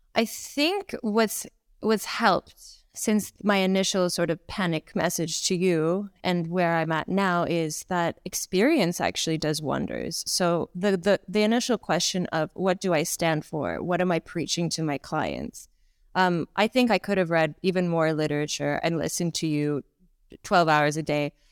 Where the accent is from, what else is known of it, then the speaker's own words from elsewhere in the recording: Toronto, Ontario, Canada; accent: Canadian; moved away as an adult; also born or lived in Ukraine / United Kingdom; now in Bangkok, Thailand; I was, uh, born in Ukraine. I grew up in Canada, in Toronto, and I spent my adult life in the U K